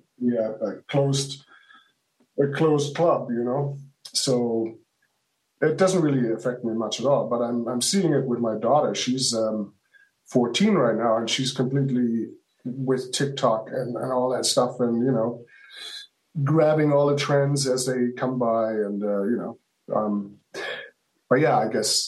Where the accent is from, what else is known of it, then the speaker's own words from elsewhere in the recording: Hamburg, Germany; I grew up in Hamburg, Germany